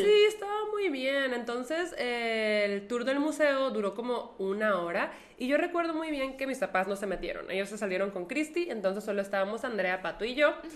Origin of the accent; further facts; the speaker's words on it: Monterrey, Nuevo León, Mexico; a los que vivimos en Monterrey nos dicen regiomontanos y acortándolo, regios